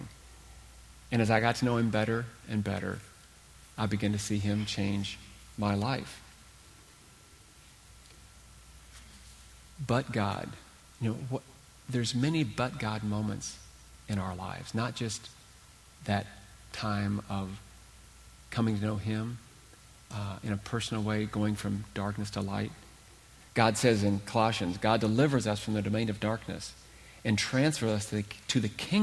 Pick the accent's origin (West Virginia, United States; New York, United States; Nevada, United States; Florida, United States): West Virginia, United States; Huntington; I was born and raised in Huntington, West Virginia